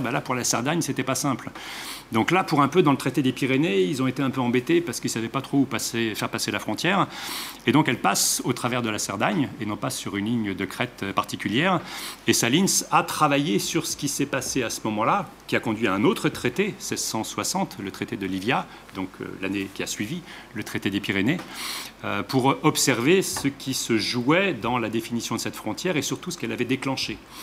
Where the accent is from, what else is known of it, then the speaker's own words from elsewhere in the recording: Geneva, Switzerland; d'où je viens, c'est-à-dire de Genève et de la région alpine